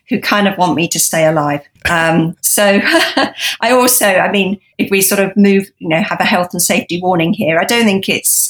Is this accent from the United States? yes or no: no; United Kingdom; I grew up on the South Coast, not far from where I made my Sirens photos